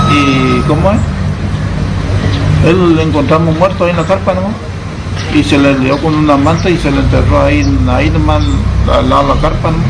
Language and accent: Spanish; San Miguel, Buenos Aires Province, Argentina; De San Miguel también.